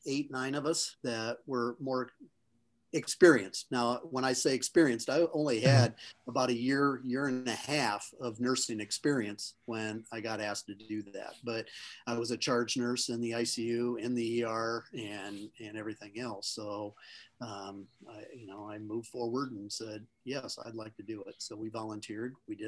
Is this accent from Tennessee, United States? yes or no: no; Charles City, Iowa, United States; So I'm from Northern Iowa, almost on the border of Minnesota. So I don't have the accent, but lived in the cold weather.